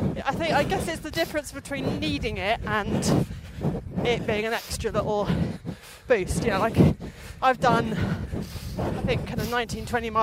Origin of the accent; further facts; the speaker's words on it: London, United Kingdom; I grew up in London.